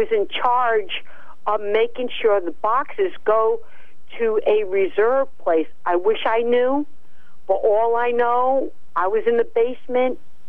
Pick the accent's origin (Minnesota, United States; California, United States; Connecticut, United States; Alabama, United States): Connecticut, United States; Uncasville; And when I was growing up in Uncasville